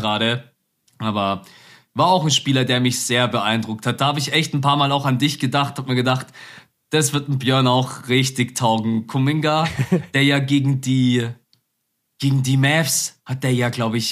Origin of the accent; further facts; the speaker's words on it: Germany; als Deutscher